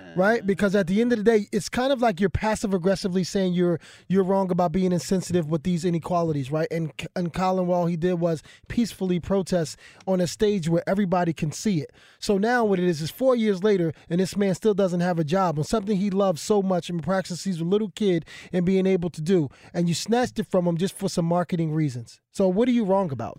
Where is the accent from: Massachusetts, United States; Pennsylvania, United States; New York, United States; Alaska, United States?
Pennsylvania, United States; Philadelphia; I come from Philadelphia